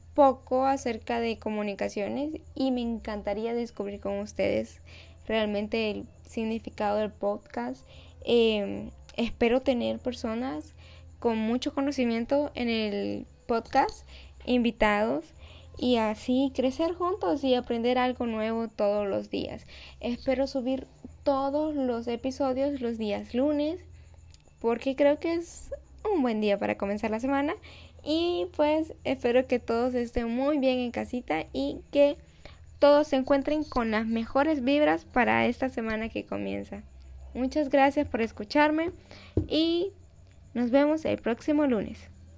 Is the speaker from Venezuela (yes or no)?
no; El Salvador; Vivo en El Salvador. Soy salvadoreña de ADN y corazón.